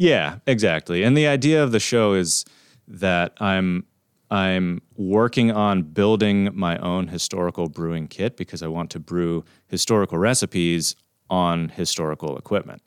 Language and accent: English; Pennsylvania, United States; we're from Pennsylvania